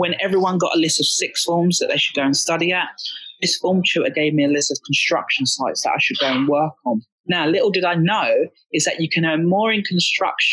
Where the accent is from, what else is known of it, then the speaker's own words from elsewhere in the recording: Essex, East of England, United Kingdom; I grew up in Essex.